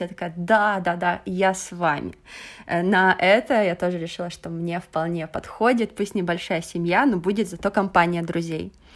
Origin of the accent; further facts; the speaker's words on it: Russia; moved away as an adult; also born or lived in China / Venezuela; now in Portugal; я прожила в России, окончила университет